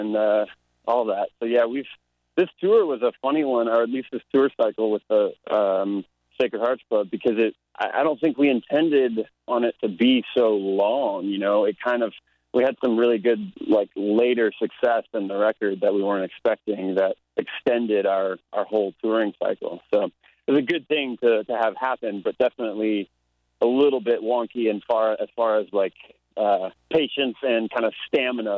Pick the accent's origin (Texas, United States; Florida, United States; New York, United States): Florida, United States; born or raised there; now in Nashville, United States